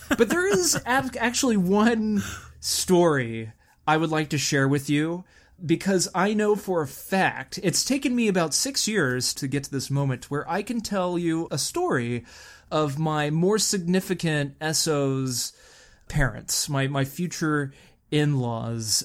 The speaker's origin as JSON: {"language": "English", "region": "Texas", "country": "United States", "tie": "born or raised there", "moved": "yes", "lives_now": "California, United States", "said": "growing up in Texas"}